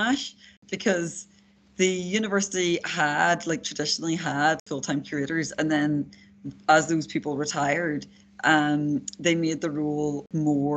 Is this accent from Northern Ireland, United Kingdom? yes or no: yes; Derry, Northern Ireland, United Kingdom; moved away; I am a Northern Irish person. I grew up just outside Derry or Londonderry